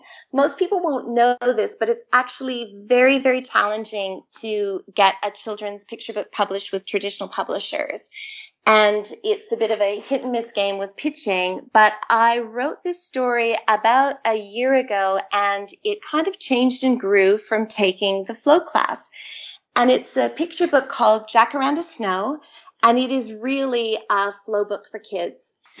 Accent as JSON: {"language": "English", "country": "Canada", "accent": "Canadian", "moved": "as an adult", "lives_now": "Sydney, Australia", "said": "I'm actually Canadian, as you can tell from my accent. I have two Australian teenage boys who sound very Aussie, but I've been here in Australia for 20 years. I immigrated 20 years ago."}